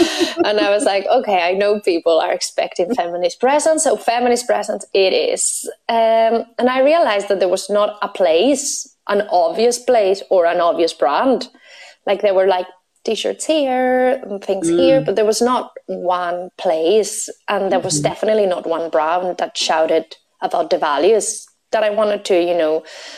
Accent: Spain; English is a second language; now in Belfast, United Kingdom; So my random accent is a mix between my Spanish nationality and my Belfast living. So that's what you're hearing.

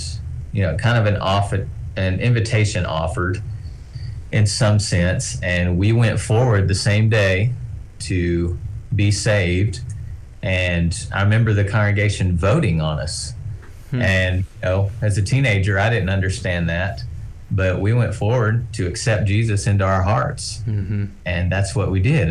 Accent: Tennessee, United States; moved away as an adult; also born or lived in Mount Pleasant, Tennessee / Texas; now in Oklahoma, United States; I grew up in Tennessee, and then once we graduated from college, we moved to Texas, and then from Texas to Oklahoma.

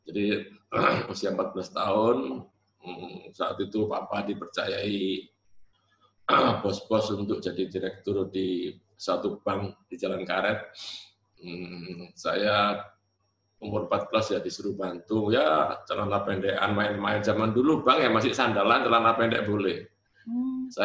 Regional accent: Surabaya, East Java, Indonesia; born there; Saya dilahirkan di Jalan Kelantan, daerah Perak Surabaya itu ya.

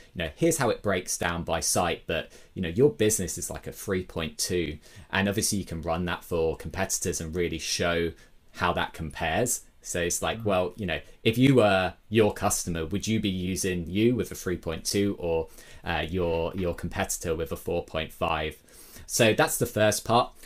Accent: Brighton, South East England, United Kingdom; my hometown Brighton in the UK

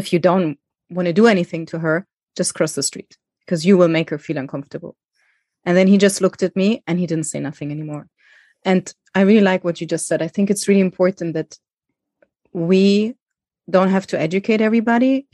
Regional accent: Germany; also born or lived in Greece; I didn't go to school in Greece because I grew up in Germany

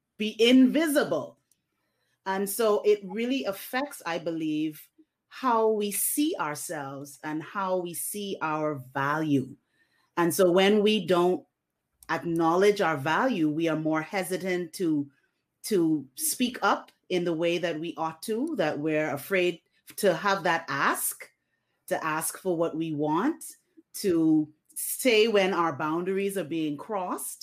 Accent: Bahamas; growing up in the Bahamas

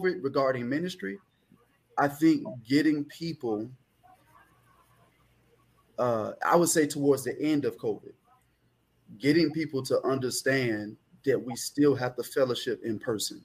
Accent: Jacksonville, Florida, United States; moved away as an adult; now in Miami, United States; I was born and raised in Jacksonville, Florida

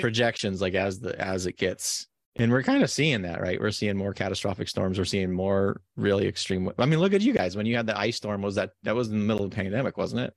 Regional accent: Nevada, United States; moved away; also born or lived in San Diego; I grew up in Nevada

